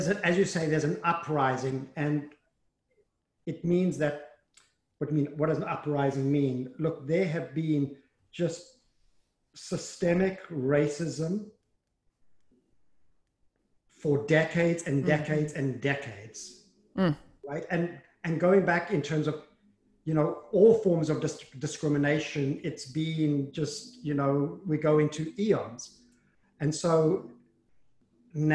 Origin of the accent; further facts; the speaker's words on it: South Africa; moved away; I grew up in South Africa, and I grew up, went to a Jewish day school.